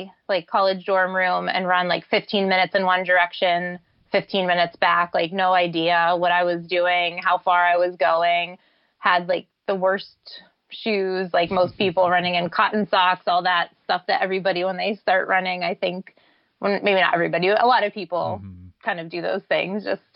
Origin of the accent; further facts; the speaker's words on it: Pittsburgh, Pennsylvania, United States; Pittsburgh, which is my hometown